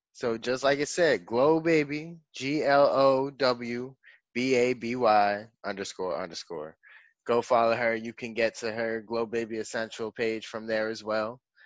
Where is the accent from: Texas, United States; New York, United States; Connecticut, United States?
New York, United States; now in Florida, United States; I'm from New York